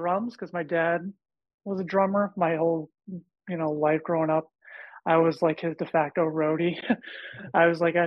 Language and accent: English; Boston, Massachusetts, United States; growing up around Boston